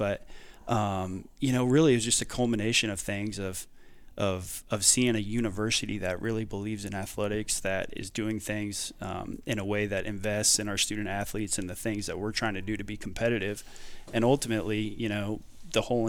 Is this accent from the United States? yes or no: yes; Jefferson City, Missouri, United States; moved away as an adult; also born or lived in Delaware / Wyoming / El Paso, Texas; now in Denton, United States; born and raised in Jefferson City, Missouri